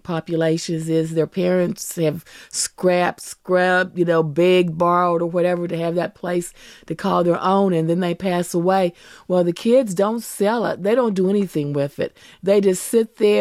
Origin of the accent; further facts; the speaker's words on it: West Virginia, United States; we're from West Virginia